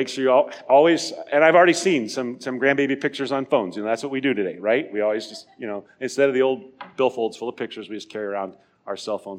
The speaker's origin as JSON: {"language": "English", "region": "Nebraska", "country": "United States", "tie": "born or raised there", "moved": "yes", "said": "I grew up in Nebraska."}